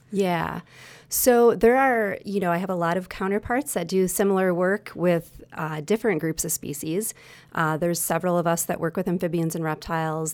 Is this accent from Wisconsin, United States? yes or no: yes; Wisconsin, United States; I'm from Wisconsin, born and raised here